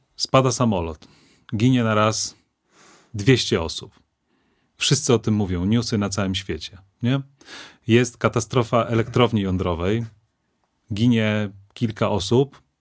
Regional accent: Lublin, Lublin Voivodeship, Poland; jesteśmy ze ściany wschodniej, jesteśmy z Lublina

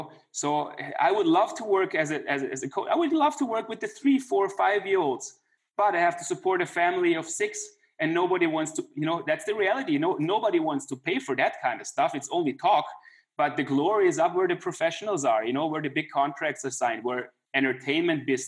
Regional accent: Klagenfurt, Carinthia, Austria; It's my hometown. That's where I grew up.

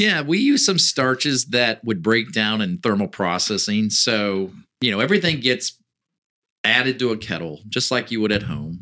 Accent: Northwest Ohio, United States; moved away as an adult; got to move back to where I grew up in Northwest Ohio

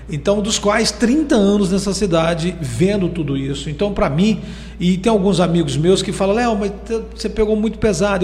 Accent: Castelândia, Goiás, Brazil; now in Caldas Novas, Brazil; sou lá de Castelândia

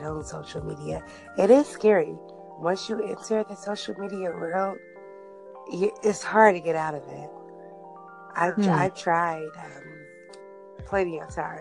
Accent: Bay Area, California, United States; I'm actually from the Bay Area, California.

